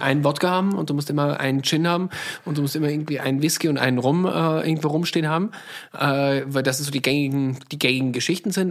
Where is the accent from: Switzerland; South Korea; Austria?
Austria; Salzburg; moved away as an adult; now in Berlin, Germany; ich komme aus Salzburg